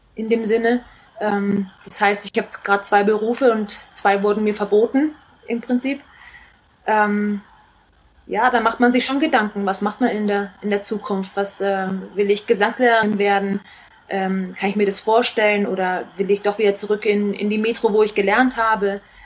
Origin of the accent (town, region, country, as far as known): Nuremberg, Bavaria, Germany; born or raised there; moved away as an adult